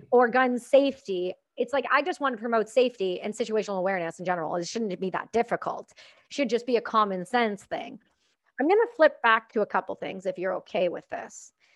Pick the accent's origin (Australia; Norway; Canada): Canada; I'm Canadian